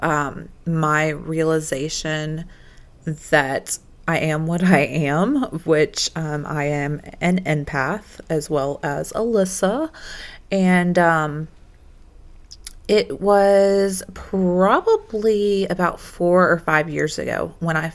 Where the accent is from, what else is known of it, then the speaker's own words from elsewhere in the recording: Covington, Georgia, United States; we're basically from Covington, Georgia